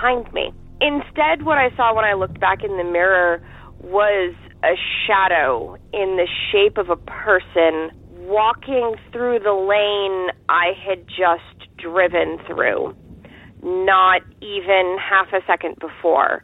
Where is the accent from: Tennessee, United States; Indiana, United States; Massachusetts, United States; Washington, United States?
Massachusetts, United States; Boston; I'm also from the Boston area